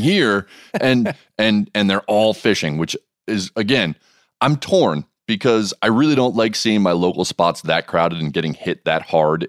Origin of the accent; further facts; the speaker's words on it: Montana, United States; my home state